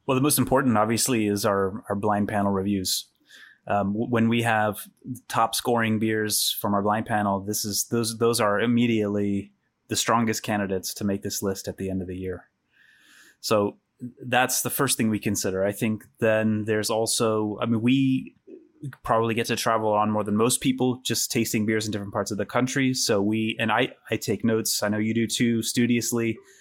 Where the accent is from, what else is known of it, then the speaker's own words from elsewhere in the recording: Missouri, United States; my home state of Missouri